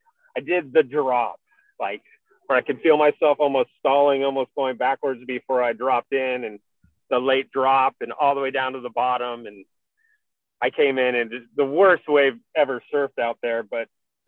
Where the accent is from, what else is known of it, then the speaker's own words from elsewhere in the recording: California, United States; I'm Californian